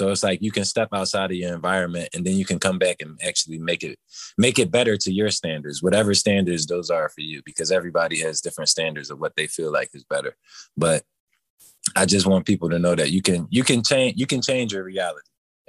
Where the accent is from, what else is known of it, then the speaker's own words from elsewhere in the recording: Philadelphia, Pennsylvania, United States; My affiliation to Germantown is I've lived here my entire life, even though I stepped away for a few years. I came back in 2016.